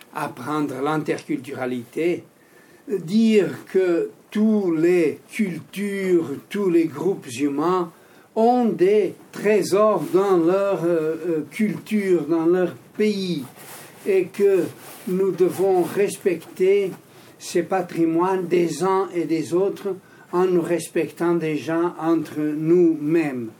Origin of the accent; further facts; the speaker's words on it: Porto, Norte, Portugal; now in Switzerland; tu viens de la même ville que moi au Portugal, tu es de Porto, je suis de Porto